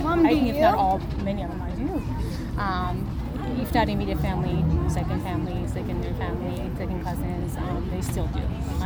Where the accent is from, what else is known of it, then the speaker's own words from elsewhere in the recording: Iran; moved away as an adult; now in Utah, United States; I've been living in Utah for the last 20 years, but I'm born and raised in Iran.